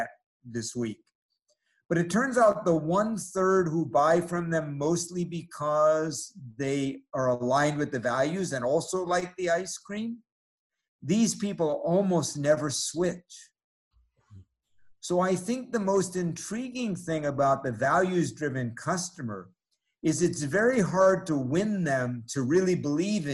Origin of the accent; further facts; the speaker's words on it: New York City, New York, United States; I grew up in New York City